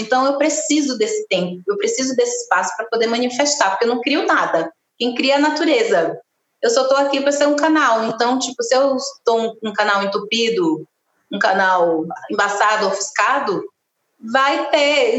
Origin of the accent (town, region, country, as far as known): Camaçari, Bahia, Brazil; born or raised there; moved away as an adult; also born or lived in Candeias, Bahia; now in São Paulo, Brazil